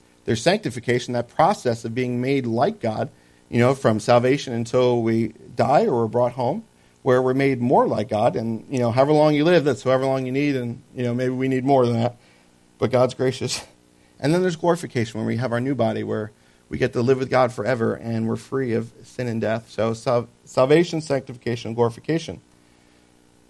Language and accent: English; New Jersey, United States; I grew up in Jersey